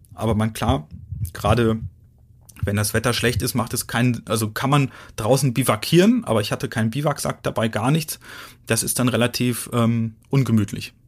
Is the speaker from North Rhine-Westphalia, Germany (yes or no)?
yes; Ruhr area, North Rhine-Westphalia, Germany; now in Dresden, Germany; Also ich komme ja aus dem Ruhrgebiet.